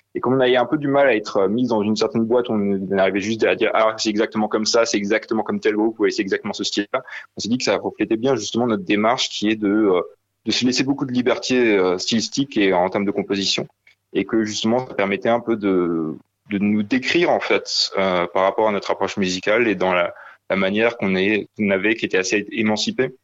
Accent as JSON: {"language": "French", "area": "Alsace", "region": "Grand Est", "country": "France", "said": "on vient de, de Talsas"}